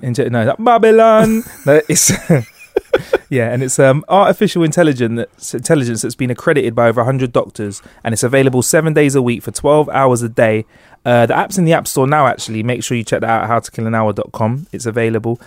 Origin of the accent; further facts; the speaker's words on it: London, United Kingdom; we're from London